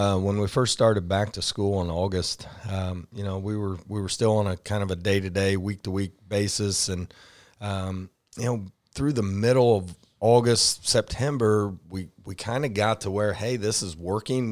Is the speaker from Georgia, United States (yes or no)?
no; Rushville, Indiana, United States; moved away as an adult; also born or lived in Shelbyville, Indiana; Rushville is in it again, my, my hometown